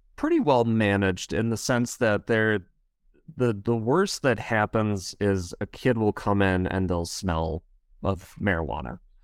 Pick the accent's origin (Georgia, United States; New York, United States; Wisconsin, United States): Wisconsin, United States; accent: Wisconsin; I am from Wisconsin.